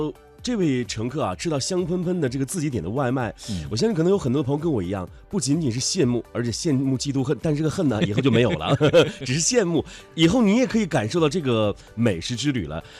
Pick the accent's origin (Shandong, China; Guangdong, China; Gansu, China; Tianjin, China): Gansu, China; Lanzhou; 当然还有我的家乡兰州西站